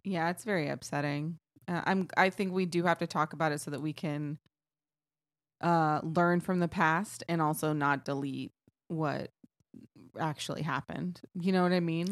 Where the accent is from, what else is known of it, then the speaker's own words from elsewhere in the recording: Texas, United States; I am from Texas